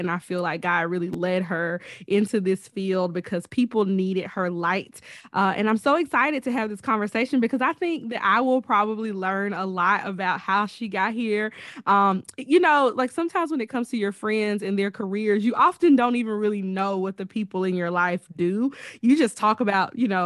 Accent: Alabama, United States; We are both from Alabama

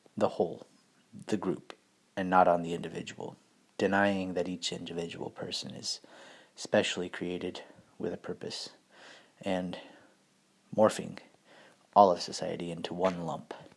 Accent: United States; being an American

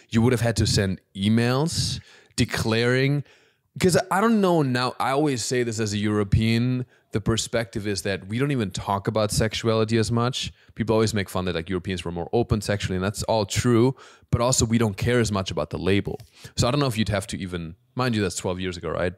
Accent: Alpirsbach im Hochschwarzwald, Baden-Württemberg, Germany; moved away; so my hometown, it's a small town in Germany called Alpis Bach im Hochschwarzwald

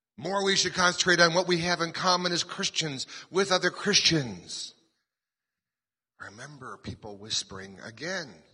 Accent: Colorado, United States; We're from Colorado.

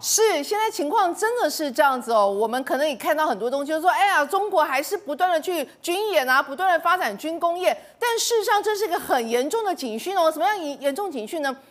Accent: Taiwan; 我们台湾人民

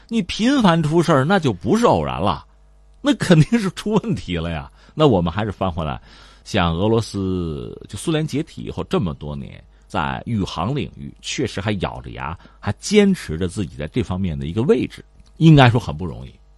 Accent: China; 对我们中国人来讲

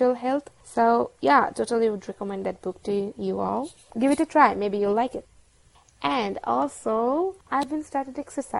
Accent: Bangladesh; from Bangladesh, and I work as a social media manager at Muslim Manga

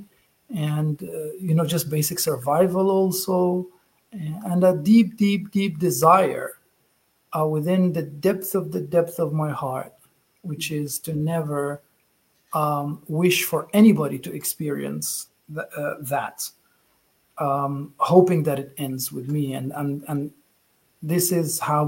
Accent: Gaza, Gaza Strip, Palestine; moved away; I was born in Gaza, Palestine.

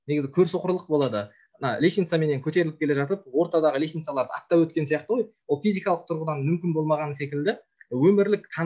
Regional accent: Kazakhstan; біз өзіміз қазақпыз қазақ болып қалуымыз керек

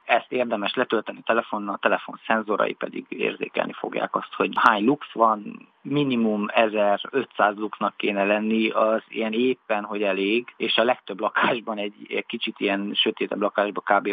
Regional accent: Transylvania, Romania; moved away as an adult; now in Budapest, Hungary; nekem erdélyiként mindig is nagyon közel állt a természet

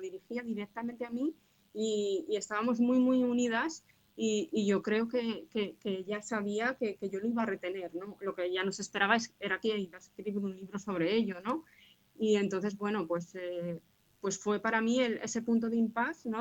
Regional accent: Zaragoza, Aragon, Spain; soy una escritora zaragozana, nací en Zaragoza

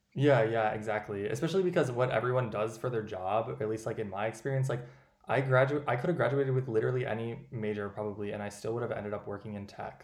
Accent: Owatonna, Minnesota, United States; moved away; also born or lived in Madison, Wisconsin; my hometown in Owatonna, Minnesota, population 25,000

